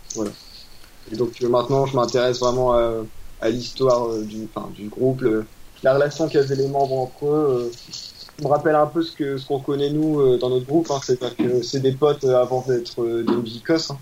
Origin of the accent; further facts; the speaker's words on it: Lille, Hauts-de-France, France; je suis de la région du nord donc euh, de Lille.